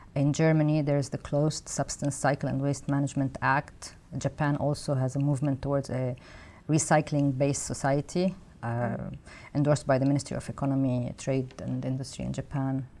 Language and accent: English; Lebanon; moved away; I come from Lebanon